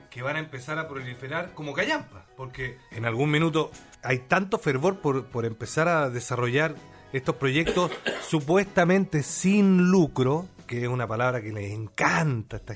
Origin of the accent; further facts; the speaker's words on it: Chile; nosotros los chilenos somos dueños de Codelco